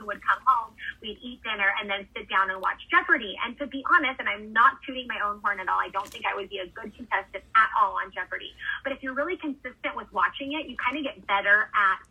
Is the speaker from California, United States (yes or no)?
yes; Southern California, United States; moved away as an adult; also born or lived in Austria; I'm from California, Southern California, where I spent a lot of, that's where I went to college and everything